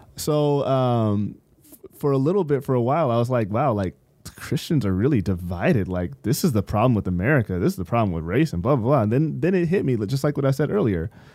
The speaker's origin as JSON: {"language": "English", "town": "San Bernardino", "region": "California", "country": "United States", "tie": "born or raised there", "said": "when I was growing up in San Bernardino"}